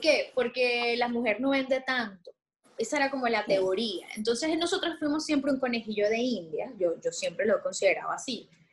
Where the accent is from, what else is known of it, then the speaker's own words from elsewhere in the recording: Venezuela; moved away as an adult; now in Puerto Rico; me mudé, me fui de Venezuela